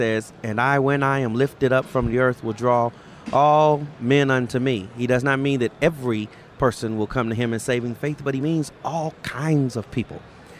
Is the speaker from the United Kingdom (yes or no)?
no; Los Angeles, California, United States; now in Jacksonville, United States; I grew up in Los Angeles